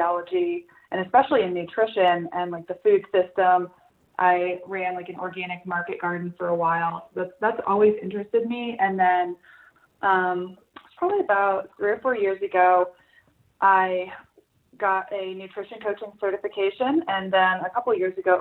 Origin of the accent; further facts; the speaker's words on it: Salida, Colorado, United States; I am from Salida, Colorado